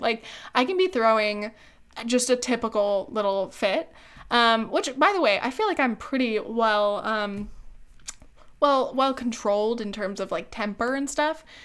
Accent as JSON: {"language": "English", "area": "Orange County", "region": "California", "country": "United States", "tie": "born or raised there", "said": "we met back in high school. We're from Orange County"}